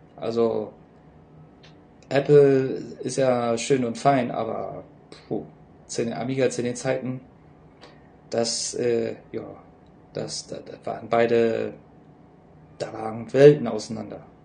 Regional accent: Bremen, Germany; moved away; also born or lived in Seoul, South Korea; Ich bin Jahrgang 1980 in Bremen geboren

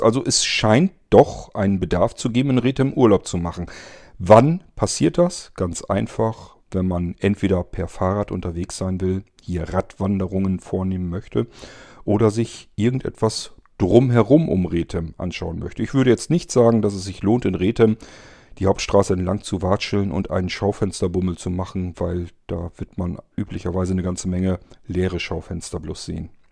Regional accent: area of Tierpark Ströhen, Lower Saxony, Germany; moved away; in meine alte Heimat, wo ich ursprünglich herkomme. Das ist der Ströer Tierpark.

